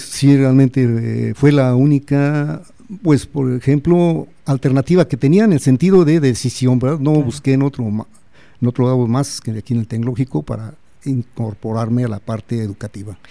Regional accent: Celaya, Guanajuato, Mexico; moved away as an adult; also born or lived in Mexico City; soy eh, nacido aquí en Celaya, mi familia es aquí de Celaya

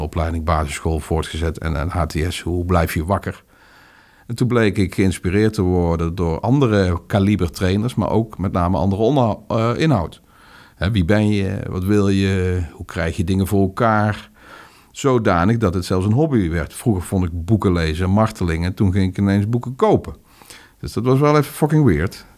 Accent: North Brabant, Netherlands; Brabants gezin, huisje, boompje, beestje, hondje

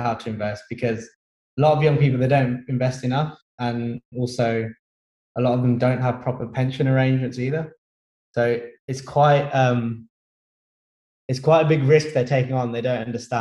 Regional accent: Birmingham, West Midlands, United Kingdom; moved away as an adult; now in London, United Kingdom; I'm actually from Birmingham originally.

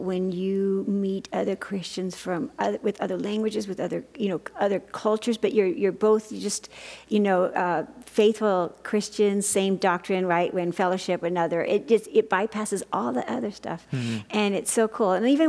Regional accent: New Mexico, United States; also born or lived in California / Florida; now in Kearney, United States; I grew up in New Mexico. I went to church in California and Florida.

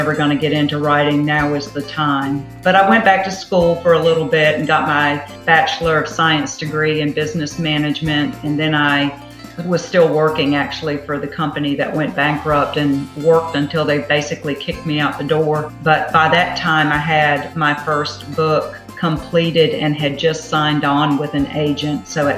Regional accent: Raleigh, North Carolina, United States; accent: Southern; also born or lived in Dunn, North Carolina; I was born and raised in Raleigh, North Carolina

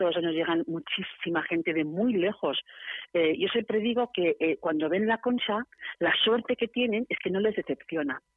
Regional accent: Barcelona, Catalonia, Spain; moved away as an adult; now in San Sebastián, Spain; Yo soy de Barcelona, me vine aquí hace 25 años.

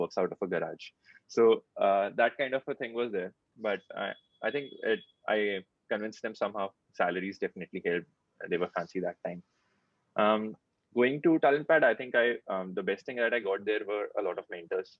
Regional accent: Kanpur, Uttar Pradesh, India; moved away; also born or lived in Bangalore; I'm from Kanpur

